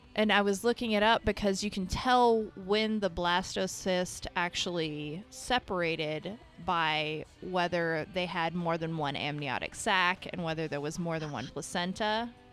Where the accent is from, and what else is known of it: Kentucky, United States; born or raised there; now in North Carolina, United States